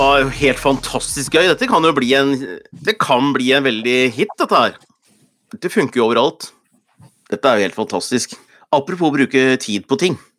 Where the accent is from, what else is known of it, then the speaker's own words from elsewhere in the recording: Hunndalen, Innlandet, Norway; hvor jeg opptrådte som tolvåring i Blomhaug skoles Melodi Grand Prix hjemme i Hunndalen